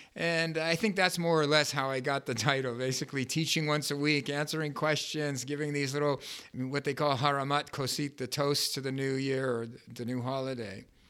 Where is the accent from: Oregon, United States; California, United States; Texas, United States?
California, United States; Los Angeles; I grew up in Westwood